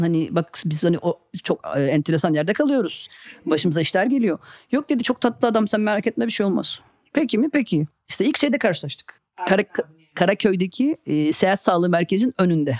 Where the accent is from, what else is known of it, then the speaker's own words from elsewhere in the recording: Karabük, Karabük Province, Turkey; moved away as an adult; also born or lived in Istanbul; ben de küçük bir şehirde doğdum Karabük'te ve İstanbul'a ilk geldiğimde 18 yaşındaydım.